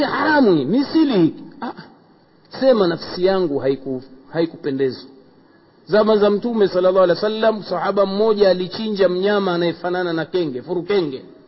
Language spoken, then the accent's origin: Swahili; Tanga, Tanga Region, Tanzania; kule kwetu tanga